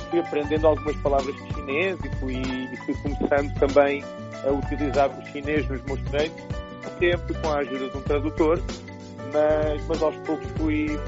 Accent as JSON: {"language": "Portuguese", "region": "Lisbon", "country": "Portugal", "tie": "born or raised there", "moved": "as an adult", "lives_now": "China", "said": "eu sou, sou português, sou de Portugal, natural de, de Lisboa"}